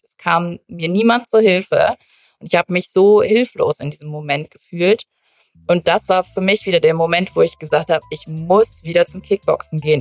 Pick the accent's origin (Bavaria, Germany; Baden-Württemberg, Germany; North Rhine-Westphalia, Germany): North Rhine-Westphalia, Germany; moved away as an adult; now in Munich, Germany; Tatsächlich komme ich ja eigentlich aus NRW